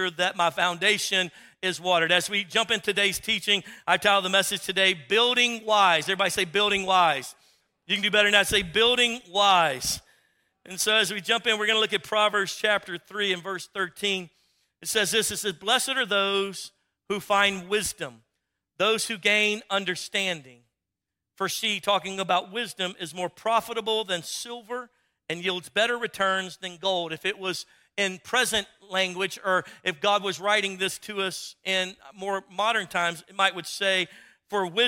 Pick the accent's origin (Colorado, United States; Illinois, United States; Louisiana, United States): Louisiana, United States; now in Texas, United States; my wife and I are not native Texans. We're converts. We are Texicajans. We're actually from Louisiana.